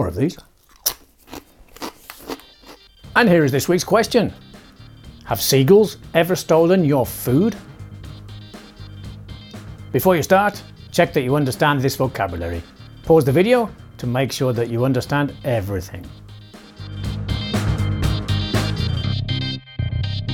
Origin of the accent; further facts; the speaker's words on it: United Kingdom; I'm British.